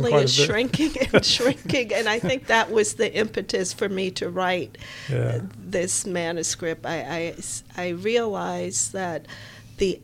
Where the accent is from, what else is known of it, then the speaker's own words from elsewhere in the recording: Hartsdale, New York, United States; also born or lived in South Bronx, New York; now in Charlotte, United States; I grew up in Hartsdale, New York, which is in Westchester County. I moved from the South Bronx when it was turbulent in terms of the violence there. So I consider myself a Bronx girl, even though my parents moved when I was 7 going on 8 to Westchester County.